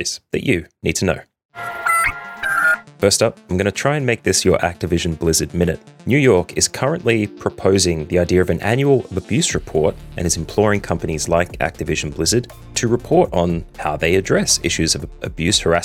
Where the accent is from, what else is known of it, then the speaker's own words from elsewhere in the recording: Australia; Being an Australian